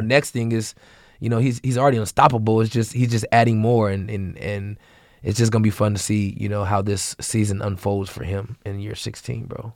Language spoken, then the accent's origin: English; Seattle, Washington, United States; I'm a kid from Seattle, Washington